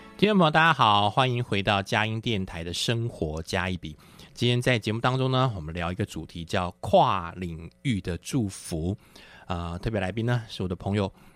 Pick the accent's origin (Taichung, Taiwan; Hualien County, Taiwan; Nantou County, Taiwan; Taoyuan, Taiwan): Taichung, Taiwan; moved away as an adult; now in Taipei, Taiwan; 我是台中人